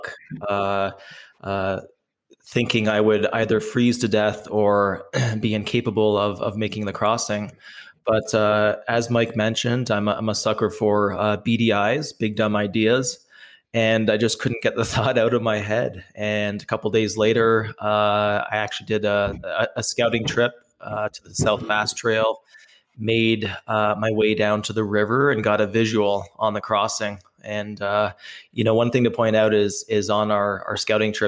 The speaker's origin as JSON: {"language": "English", "country": "Canada", "said": "I am from Canada."}